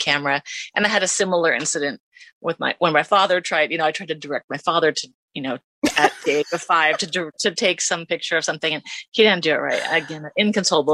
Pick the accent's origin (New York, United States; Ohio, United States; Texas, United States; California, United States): California, United States; Los Angeles; From Los Angeles